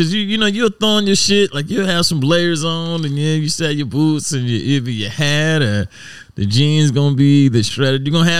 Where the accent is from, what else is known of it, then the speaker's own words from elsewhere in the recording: Savannah, Georgia, United States; So I'm away from Savannah, freshman year.